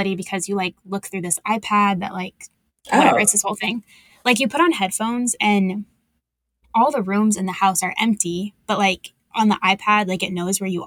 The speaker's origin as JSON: {"language": "English", "region": "Texas", "country": "United States", "said": "where are you from? And I was like, Texas"}